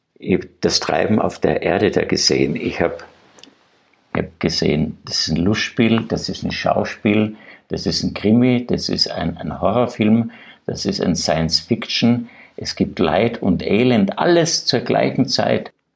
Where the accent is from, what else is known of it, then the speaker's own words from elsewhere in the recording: Graz, Styria, Austria; ich bin ja Grazer, ich war ein Stadtkind